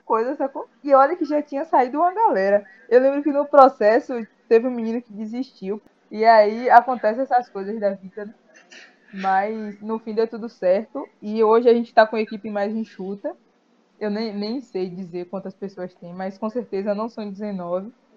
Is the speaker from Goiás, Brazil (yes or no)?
no; Amélia Rodrigues, Bahia, Brazil; Eu sou da cidade de Amélia Rodrigues, que é pertinho de Feira de Santana.